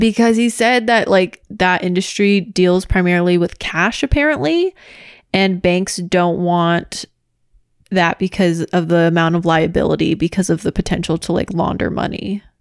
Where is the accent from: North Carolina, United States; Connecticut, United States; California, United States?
California, United States; Orange County; also born or lived in Los Angeles; we both grew up in Orange County and I've lived in Orange County and L A my entire life